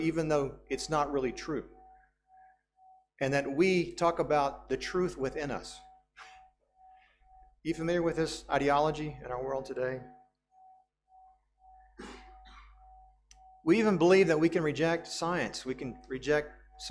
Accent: United States; As a Western person, as an American, I grew up with this worldview

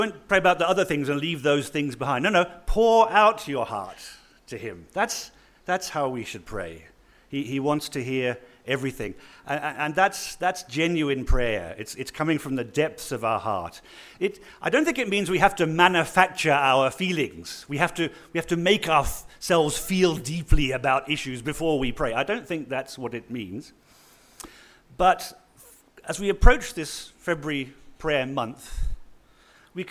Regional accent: northern Australia, Australia; moved away; also born or lived in United Kingdom / Rundu, Namibia; I just grew up in the UK. I was born in Australia. I grew up in a little dusty town in the north of Australia

